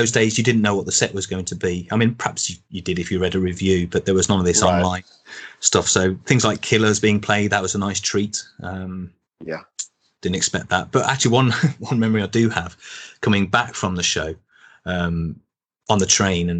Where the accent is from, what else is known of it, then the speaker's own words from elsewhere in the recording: Birmingham, West Midlands, United Kingdom; now in Manchester, United Kingdom; I'm from Birmingham originally. I now live in Manchester